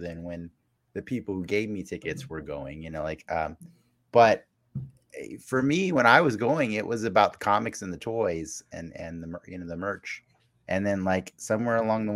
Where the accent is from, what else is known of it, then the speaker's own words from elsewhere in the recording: Las Vegas, Nevada, United States; I grew up in Vegas, so I was exposed to a lot of conventions